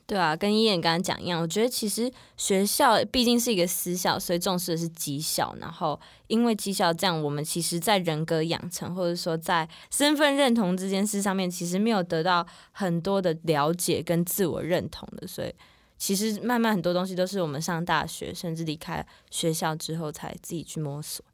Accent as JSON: {"language": "Chinese", "country": "Taiwan", "tie": "born or raised there", "moved": "as an adult", "lives_now": "United States", "said": "我们在台湾是在台湾生长的这一群人"}